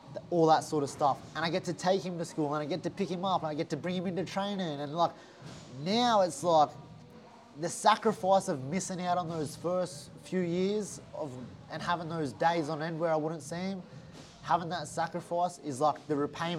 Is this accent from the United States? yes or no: no; Gold Coast, Queensland, Australia; I've got here from the Gold Coast